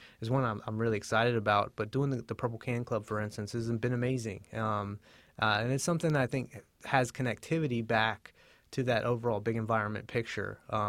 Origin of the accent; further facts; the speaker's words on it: Hampton, Virginia, United States; I grew up down in Hampton, Virginia, at the mouth of the Chesapeake Bay. And I was lucky enough to grow up near a tidal tributary.